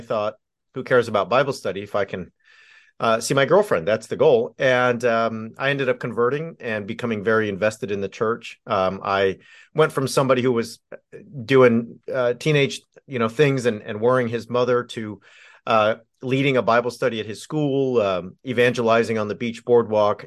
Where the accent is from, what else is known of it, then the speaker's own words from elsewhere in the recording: Southern California, United States; I grew up in Southern California